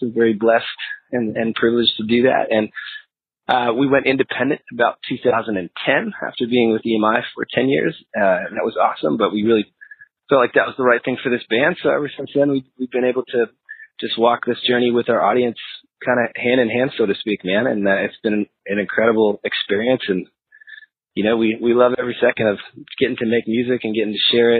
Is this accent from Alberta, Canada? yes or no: no; Peterborough, Ontario, Canada; I was 17 in Peterborough, Ontario, Canada. So we're a Canadian-based band, a bunch of Canucks.